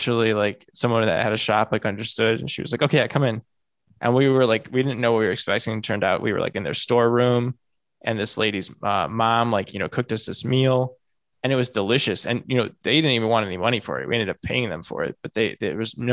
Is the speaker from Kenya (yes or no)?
no; Midwest, United States; also born or lived in San Diego, California; Like, I'm from the Midwest. I live in the Midwest.